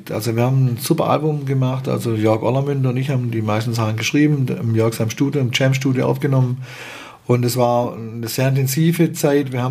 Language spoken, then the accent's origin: German; Baden-Württemberg, Germany; ist schon eine Schwierigkeit, als Schwabe sich das zu fragen, weil ich finde es die geilste Sprache, die mhm. es gibt.